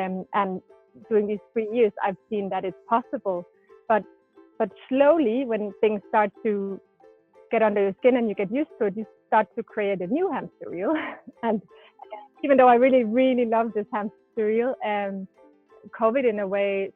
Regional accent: Denmark; first language Danish; English is a second language; moved away as an adult; now in Mallorca, Spain; I'm from Denmark

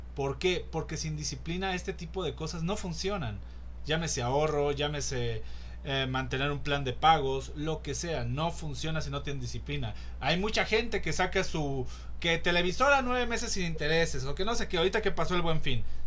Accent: Mexico; aquí en México

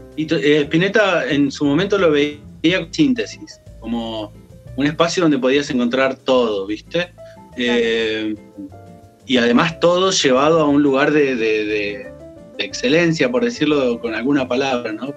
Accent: Chos Malal, Neuquén, Argentina; also born or lived in Buta Ranquil; Yo soy nacido en Chosmalal, que es el norte de la provincia. Eh, por cuestiones mm, de, la época también, en realidad, porque mi familia vivía en Butarranquil, pero, pero fui a nacer a Chosmalal

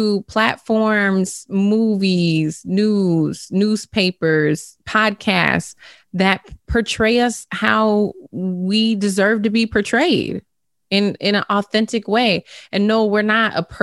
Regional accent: St. Paul, Minnesota, United States; I'm from St. Paul

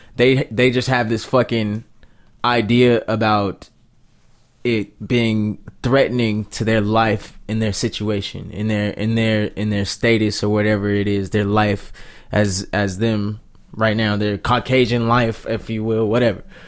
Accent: United States; I'm an American man

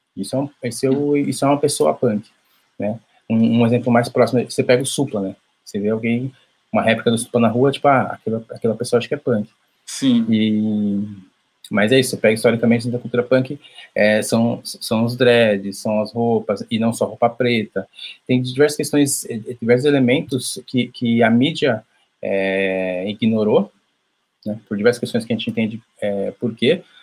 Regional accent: São Paulo, Brazil; sou de São Paulo, zona norte de São Paulo, Brasilândia

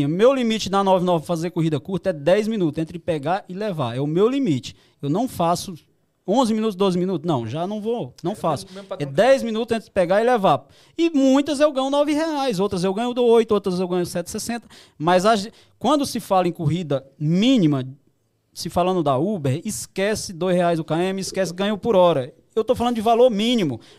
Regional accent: Ceará, Brazil; Eu sou lá do Ceará, todo mundo sabe eu fui lá, fez um ano agora

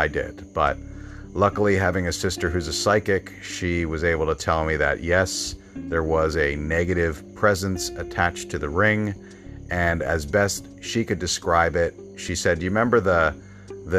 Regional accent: Bryn Mawr, Pennsylvania, United States; moved away; I am from Bryn Mawr, Pennsylvania

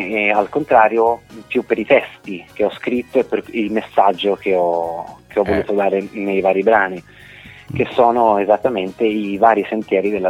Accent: Florence, Tuscany, Italy; accent: Florentine; io sono nato e cresciuto a Firenze.

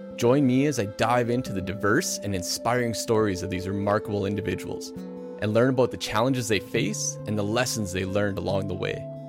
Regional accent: Meadow Lake, Saskatchewan, Canada; I'm from Meadow Lake

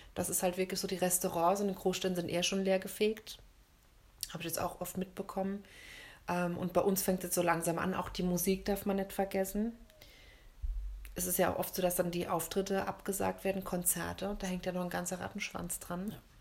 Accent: Germany; bei uns in Deutschland

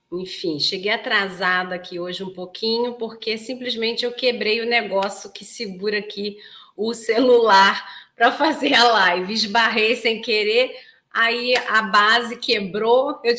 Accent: Belém, Pará, Brazil; Bom dia, sou de Belém do Pará. Nossa, terra gostosa, adoro Belém do Pará.

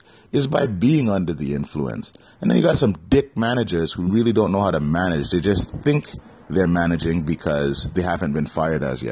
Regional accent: Toronto, Ontario, Canada; moved away as an adult; I was born and raised in Scarborough, Ontario.

